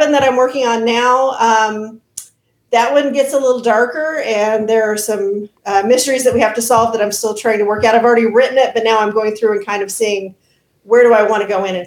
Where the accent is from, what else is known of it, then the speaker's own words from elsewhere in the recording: Oklahoma, United States; my home state of Oklahoma